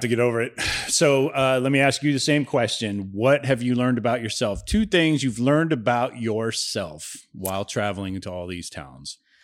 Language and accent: English; Ohio, United States; also born or lived in California; now in Florida, United States; I'm from Ohio. It's literally across the border from Cincinnati.